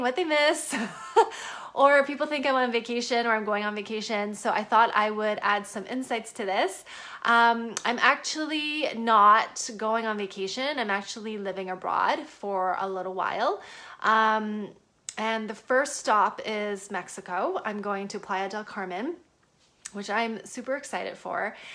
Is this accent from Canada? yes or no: yes; Canada; moved away as an adult; now in United States; I'm a Canadian citizen. I live in the US